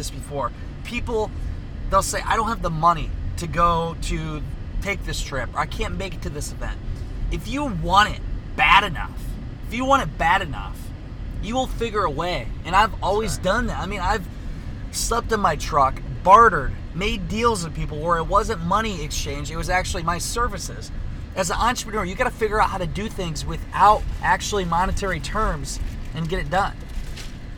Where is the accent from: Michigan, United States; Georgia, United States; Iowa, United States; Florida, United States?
Iowa, United States; I'm from Iowa, and I'm hardly ever in Iowa. I have a house in Northeast Iowa, apartment in Des Moines